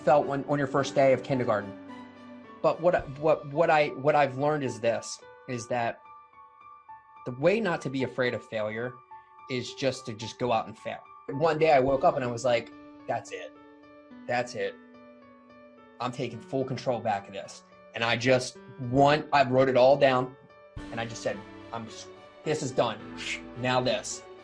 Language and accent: English; Baltimore, Maryland, United States; I'm in Baltimore, Maryland, my hometown